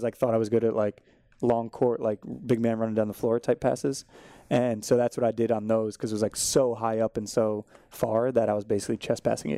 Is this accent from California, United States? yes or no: no; New Jersey, United States; I'm from New Jersey